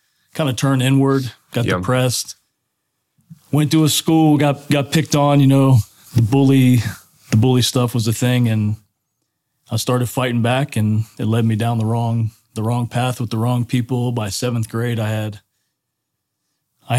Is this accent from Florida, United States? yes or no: yes; Daytona Beach, Florida, United States; I'm from Daytona Beach, Florida